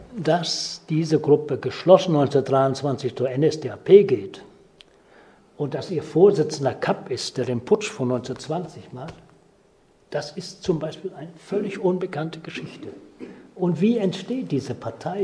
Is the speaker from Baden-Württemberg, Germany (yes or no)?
no; Ahrensbök, Schleswig-Holstein, Germany; bin noch als Däne geboren, 1937 in Arnsböck in Ostholstein